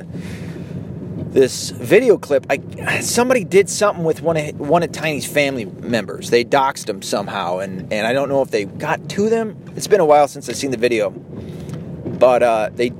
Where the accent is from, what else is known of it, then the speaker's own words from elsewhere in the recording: United States; I was raised in the United States, in the Western world